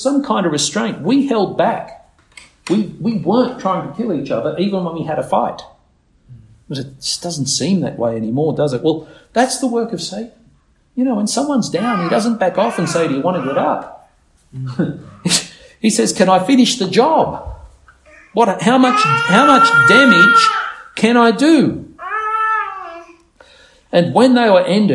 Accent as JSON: {"language": "English", "town": "Nowra", "region": "New South Wales", "country": "Australia", "tie": "born or raised there", "said": "I was born in Nowra Hospital"}